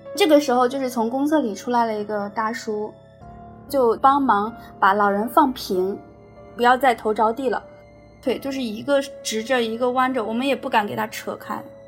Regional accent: Shandong, China; now in Shenzhen, China; 一名八零后。我老家是在山东，我现在在深圳生活。我是一名实习律师

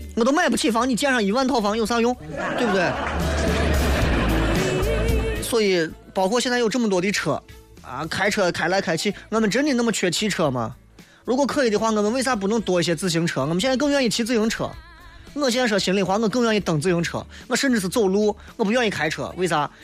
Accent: Xi'an, Shaanxi, China; 就是你像我作为一个西安人，我在这里待了这么长时间， 啊， 我在西安住了这三十多年

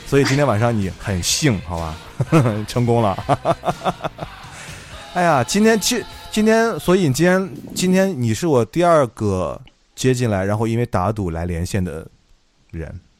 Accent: Xi'an, Shaanxi, China; 我们家乡的一部剧

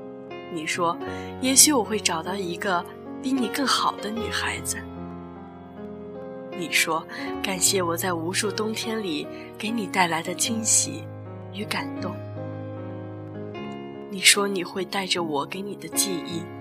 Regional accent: northern China, China; 对于我来说，我对冬天有一种情怀。也许因为我是北方人的关系，家乡每一年的冬天都会让我觉得我活在白茫茫的世界里

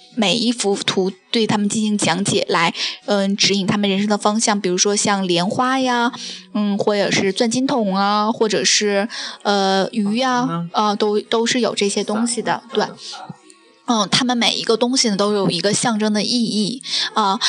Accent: Northeast China, China; 作为东北人

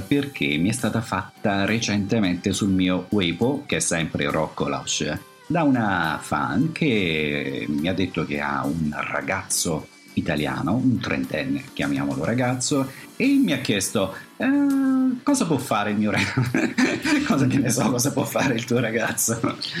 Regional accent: Padua, Veneto, Italy; moved away as an adult; now in Shanghai, China; Io sono di Padova.

